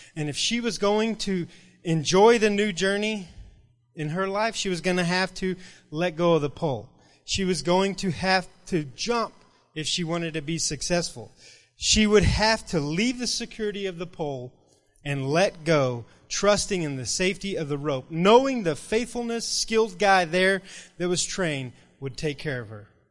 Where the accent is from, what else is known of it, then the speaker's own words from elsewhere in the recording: Rule, Texas, United States; now in Lubbock, United States; I grew up in Rural, Texas, and this little, little bitty town